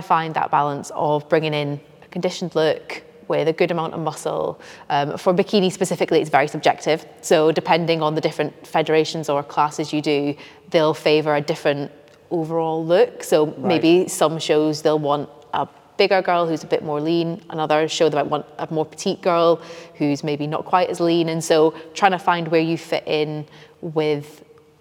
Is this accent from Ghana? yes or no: no; Scotland, United Kingdom; now in North East England, United Kingdom; I'm from Scotland. Yeah. Living in the northeast now